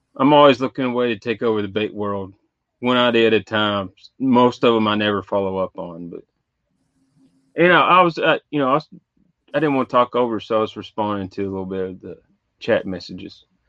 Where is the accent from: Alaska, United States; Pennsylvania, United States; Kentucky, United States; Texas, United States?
Kentucky, United States; Western; I am from Kentucky, Western Kentucky